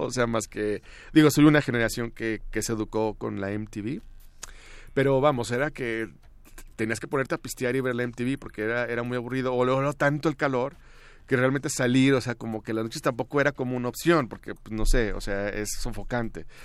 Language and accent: Spanish; Torreón, Coahuila, Mexico; moved away; Yo podría considerarme de los de los pioneros en, emigrar, pero bueno, yo salí una porque porque Torreón era muy aburrido